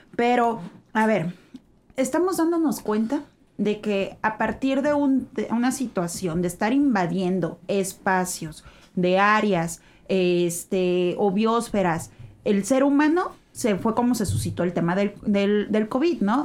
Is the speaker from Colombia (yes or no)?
no; Mexico; nosotros estarnos aislando como mexicanos